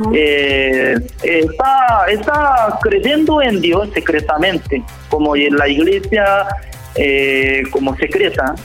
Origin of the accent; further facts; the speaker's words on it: South Korea; Spanish is a second language; moved away as an adult; also born or lived in Jamaica / Central America / South America; now in Santiago, Chile; siendo como extranjero, siendo coreano